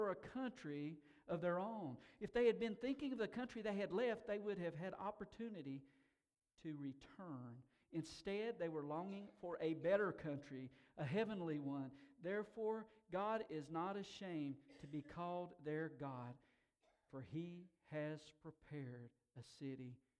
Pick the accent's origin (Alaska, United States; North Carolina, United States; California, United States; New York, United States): North Carolina, United States; Tuxedo; In my hometown, there is a zircon mine.